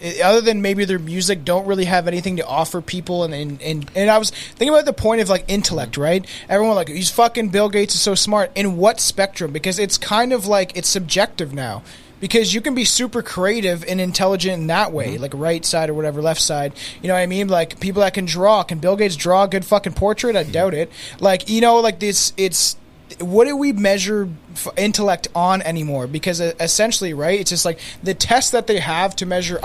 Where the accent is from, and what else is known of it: Canada